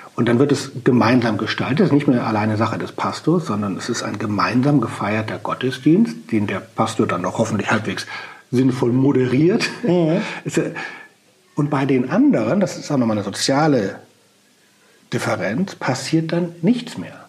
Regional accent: Germany; bei uns in Deutschland

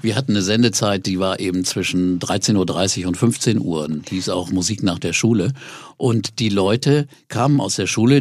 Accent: near Osnabrück, Lower Saxony, Germany; wo ich aufgewachsen bin, bei Osnabrück in der Gegend

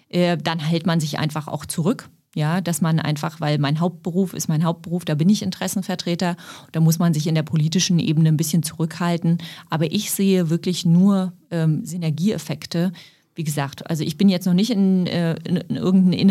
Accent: Berlin, Germany; Für mich ist Mitte. Ich bin im Osten groß geworden. Ich lebe im Osten.

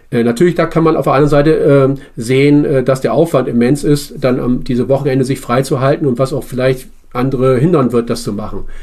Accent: Bremen, Germany; ich komme aus Bremen und zu, zu Bremer Bürgerräten

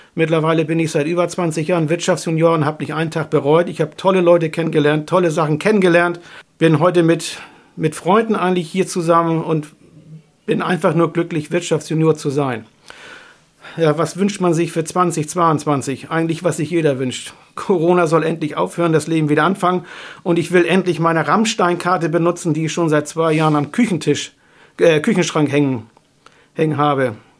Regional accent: Schleswig, Schleswig-Holstein, Germany; Ich liebe Schleswig ungemein, weil das meine Heimatstadt ist

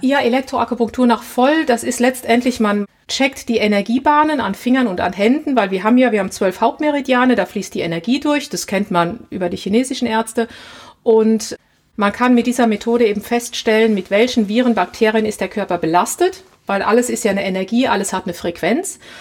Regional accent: Germany; also born or lived in Nova Scotia, Canada; ich komme ja aus Deutschland

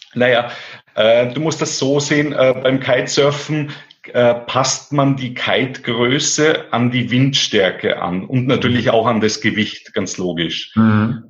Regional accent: Austria; bei uns in Österreich

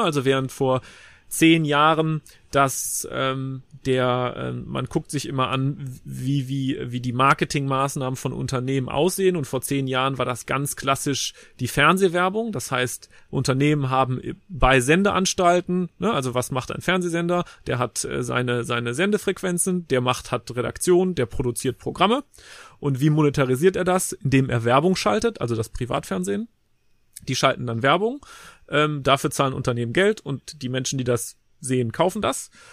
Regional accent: Leverkusen, North Rhine-Westphalia, Germany; ich bin in Leverkusen zur Schule gegangen

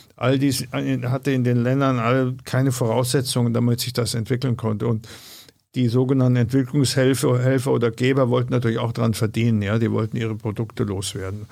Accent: Bavaria, Germany; moved away as an adult; also born or lived in Amsterdam; now in Berlin, Germany; ich komme aus Bayern

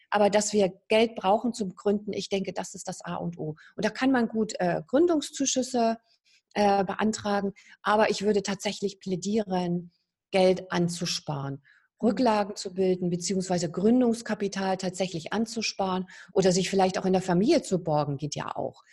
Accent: East Germany, Germany; moved away as an adult; Ich komme ja aus der DDR, ich bin da aufgewachsen

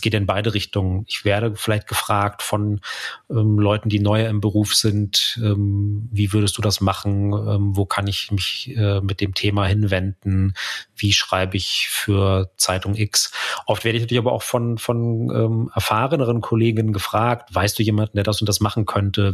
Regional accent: Munich area, Bavaria, Germany; im, im Münchner Umland, wo ich aufgewachsen bin

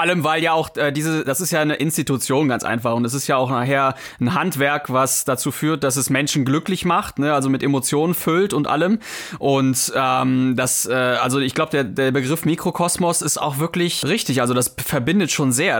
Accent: Mönchengladbach, North Rhine-Westphalia, Germany; wir kommen ja ich jedenfalls aus Mönchengladbach

